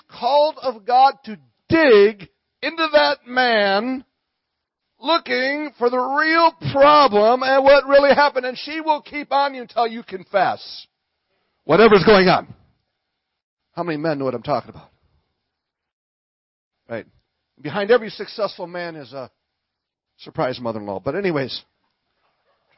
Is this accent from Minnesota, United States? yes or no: yes; Minnesota, United States; I'm from Minnesota